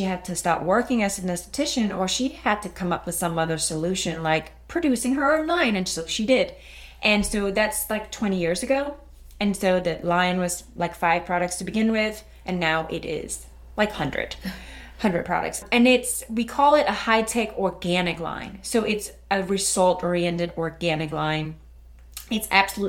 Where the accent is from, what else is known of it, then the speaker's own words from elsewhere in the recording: Denmark; English is a second language; now in United States; I'm sure you can pick up a little accent, and sometimes I have a hard time finding the right words. I am from Denmark